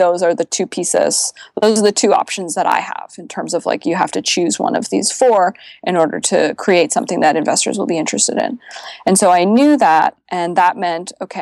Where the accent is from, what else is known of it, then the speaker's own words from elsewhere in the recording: Canada; now in Bay Area, United States; as a Canadian